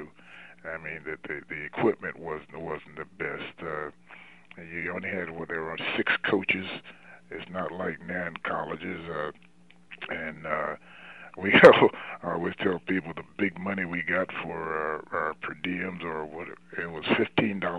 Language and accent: English; Trenton, New Jersey, United States; moved away as an adult; also born or lived in North Carolina; I'm from New Jersey, and the Giants in Philadelphia, between the Giants and Philadelphia, where I live in Trenton, New Jersey